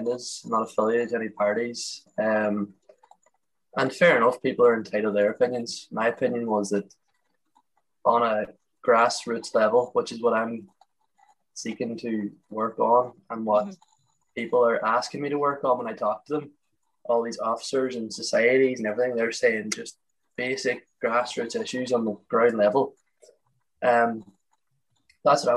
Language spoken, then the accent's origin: English; Letterkenny, Ulster, Ireland; I'm from Letterkenny in Donegal